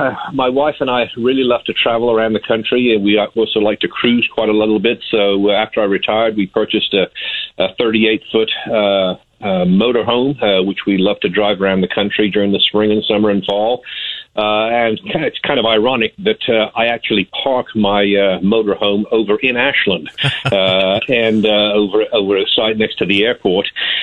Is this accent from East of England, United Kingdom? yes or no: no; Birmingham, West Midlands, United Kingdom; moved away as an adult; now in United States; I moved from Birmingham, England back in 1978 after graduating high school in 1976, actually moved with my parents from Birmingham, England